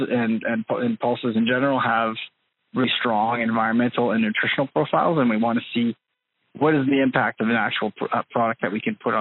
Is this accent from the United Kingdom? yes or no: no; Red River Valley, Manitoba, Canada; I'm originally from the Red River Valley in Manitoba